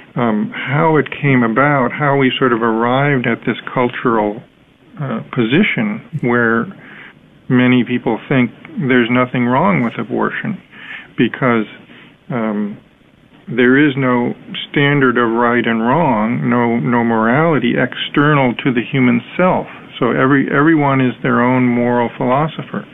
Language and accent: English; United States; I'm American, so I'm similar to other Americans